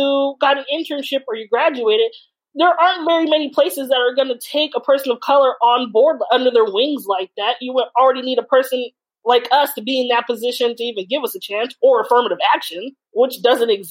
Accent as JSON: {"language": "English", "region": "California", "country": "United States", "tie": "born or raised there", "said": "I was born and raised in California"}